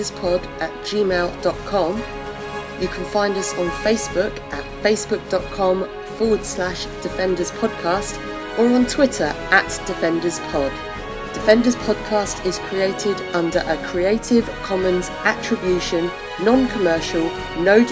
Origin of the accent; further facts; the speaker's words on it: United Kingdom; I'm British